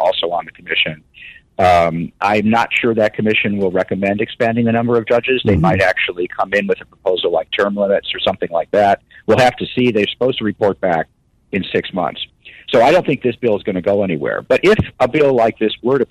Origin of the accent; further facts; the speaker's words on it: Calumet City, Illinois, United States; moved away; I grew up in Chicago area. Calumet City was where I grew up